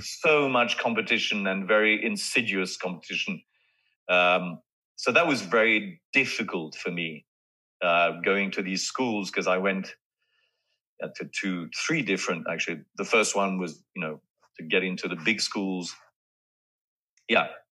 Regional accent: France; in those days, growing up in France, you know, fathers were much more severe and earnest

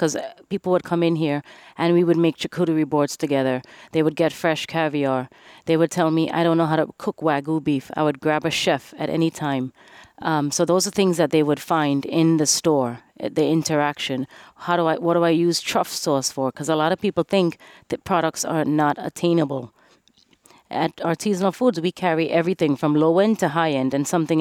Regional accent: Trinidad & Tobago; now in Las Vegas, United States; I'm Trinidadian

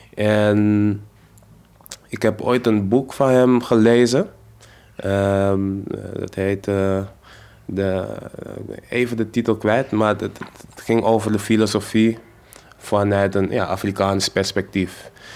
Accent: Amsterdam, North Holland, Netherlands; accent: Amsterdams; Ik ben zelf geboren en getogen in Amsterdam-West.

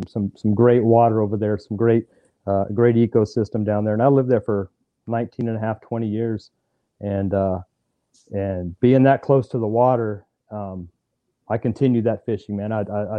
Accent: Fort Polk, Louisiana, United States; born there; also born or lived in Texas; I grew up an Army brat. You know, so we traveled a lot. So from the time I was born in Fort Polk, Louisiana, man, we were on the road, living overseas, living pretty much in every city in Texas you can think of, man.

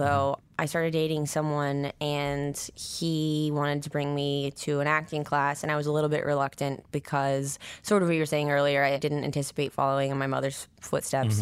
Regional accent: Nine Mile, near Missoula, Montana, United States; I was born in Montana, in Missoula. Well, I grew up, like, an hour outside of Missoula, a place called Nine Mile at first

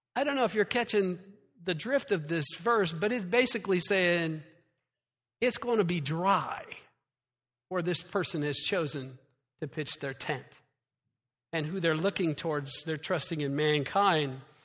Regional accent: Iowa, United States; moved away; I'm from Iowa.

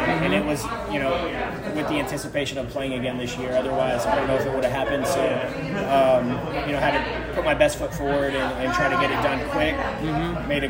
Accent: The Woodlands, Texas, United States; Yep, grew up and born and raised in the Woodlands, Texas. Went to the Woodlands High School before I went to Texas Tech.

